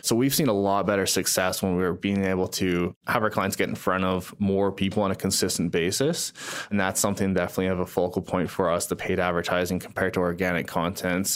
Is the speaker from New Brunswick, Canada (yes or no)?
no; Calgary, Alberta, Canada; also born or lived in Surrey, British Columbia; Born in Surrey, BC, the Vancouver area. Moved to Calgary actually when I was quite young. So I do consider myself a Calgarian